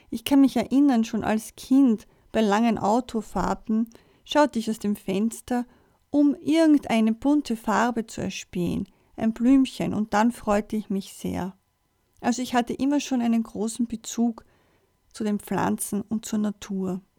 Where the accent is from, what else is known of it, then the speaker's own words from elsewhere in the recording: Vienna, Austria; Ich bin am 25. April 1963 geboren und in Wien aufgewachsen. Mit meinen Eltern und meinen zwei Schwestern habe ich in einer Wohnung gewohnt, in Wien, direkt an einem Kirchenplatz